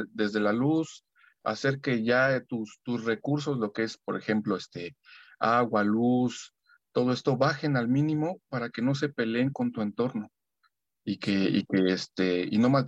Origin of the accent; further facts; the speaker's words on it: Mexico City, Mexico; Soy soy aquí de la Ciudad de México